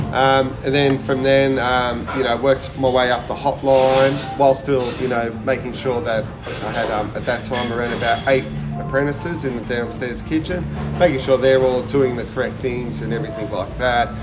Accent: Melbourne, Victoria, Australia; also born or lived in Ballina, New South Wales / Sydney, Australia; born and raised in Ballina, bit of Sydney, and then um, did my high school and yeah. all my apprenticeship and everything in Melbourne.

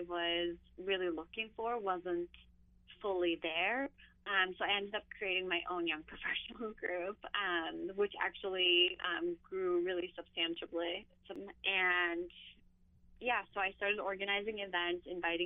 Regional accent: Istanbul, Turkey; now in New York, United States; I grew up in Istanbul, so I'm used to that like large chaotic city environment

